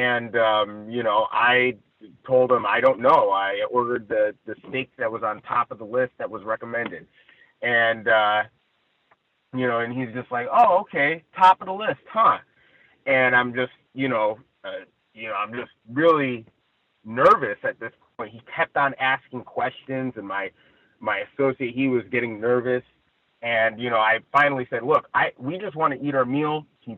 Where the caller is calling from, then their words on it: Ladera Heights, California, United States; I'm reporting from Ladera Heights, I believe.